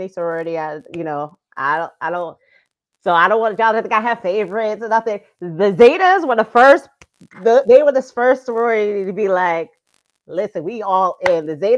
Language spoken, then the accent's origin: English; New Jersey, United States; I am originally from New Jersey